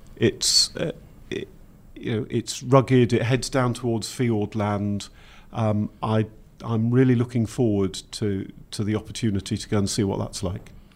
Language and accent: English; Welsh, Wales, United Kingdom; being Welsh